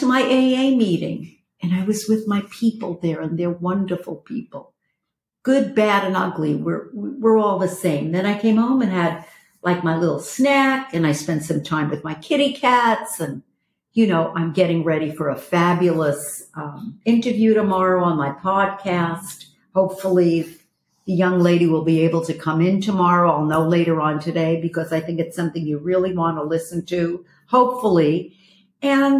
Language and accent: English; New York, United States; moved away; I'm from New York